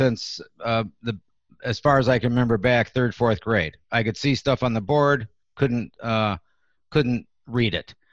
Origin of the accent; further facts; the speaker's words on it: Detroit, Michigan, United States; now in Iowa City, United States; I grew up in Detroit